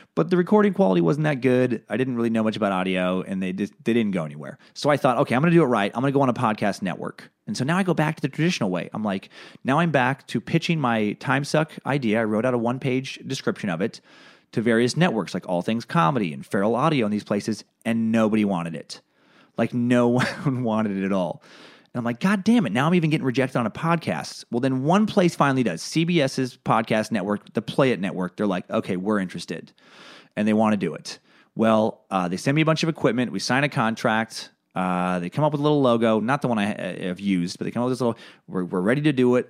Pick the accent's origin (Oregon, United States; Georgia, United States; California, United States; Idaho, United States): Idaho, United States; Riggins; moved away; I was this kid from Riggins